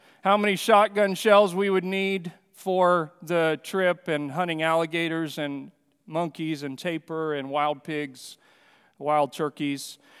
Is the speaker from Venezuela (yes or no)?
yes; Amazon basin, Venezuela; also born or lived in Brazil; I mentioned that I grew up in the Amazon basin there in Venezuela and Brazil, and while growing up there, I had lots of privileges of hunting and fishing trips with the Yanomamu people, because we lived 3 hours from civilization in a small airplane